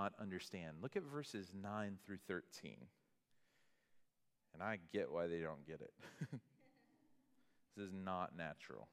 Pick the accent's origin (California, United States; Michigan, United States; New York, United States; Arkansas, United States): Arkansas, United States; moved away; I was from Arkansas